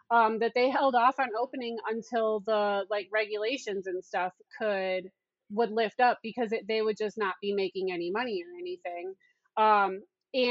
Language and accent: English; Wellington, Ohio, United States; I'm from Wellington, Ohio, small town, like 8,000 people